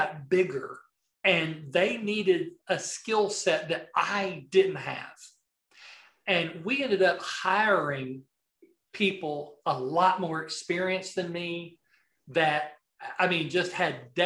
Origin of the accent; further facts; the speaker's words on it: the South, United States; accent: Southern; my Southern accent